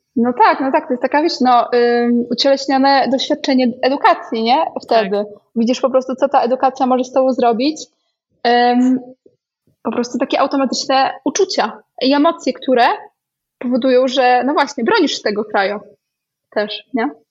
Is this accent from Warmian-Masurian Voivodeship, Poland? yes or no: no; Białystok, Podlaskie Voivodeship, Poland; moved away; ja pochodzę z Białego Stoku